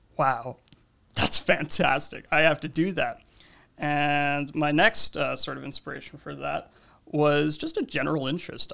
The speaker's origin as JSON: {"language": "English", "region": "New Jersey", "country": "United States", "tie": "born or raised there", "also_born_or_lived": "Canada", "moved": "yes", "lives_now": "Toronto, Canada", "said": "I was born in New Jersey, but I've lived in Canada for about a decade now."}